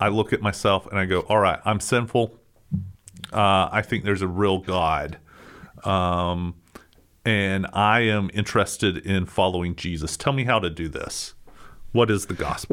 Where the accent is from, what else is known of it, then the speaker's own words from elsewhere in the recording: United States; American Christians